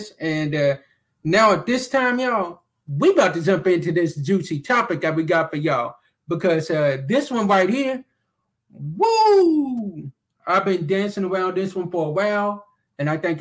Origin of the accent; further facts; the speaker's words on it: Glasgow, Kentucky, United States; that is right in my home city and right where I'm from